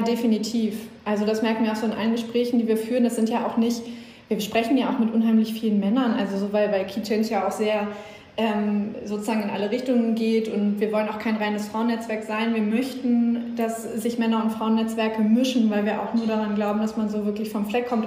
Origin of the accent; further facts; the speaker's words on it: Schleswig-Holstein, Germany; ich komme aus Schleswig-Holstein, ich bin mit NDR 2 groß geworden